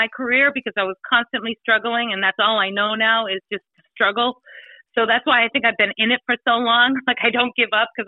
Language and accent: English; Easton, Massachusetts, United States; moved away; also born or lived in New Hampshire; I grew up in Easton, Massachusetts, which is right near Brockton, 30 minutes south of Boston